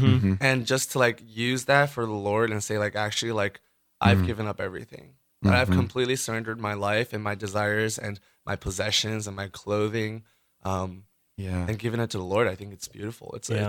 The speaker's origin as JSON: {"language": "English", "region": "New York", "country": "United States", "tie": "born or raised there", "also_born_or_lived": "Ohio", "moved": "yes", "said": "I grew up in New York from an immigrant family. My family's from Taiwan."}